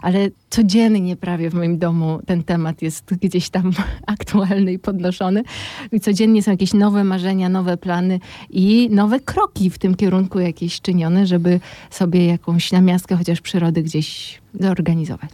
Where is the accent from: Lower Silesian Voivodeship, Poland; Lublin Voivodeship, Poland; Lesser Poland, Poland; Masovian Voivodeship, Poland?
Masovian Voivodeship, Poland; Warsaw; also born or lived in Moscow; ja urodziłam się w Warszawie, całe życie przeżyłam w Warszawie, no z takim epizodem moskiewskim, kilkuletnim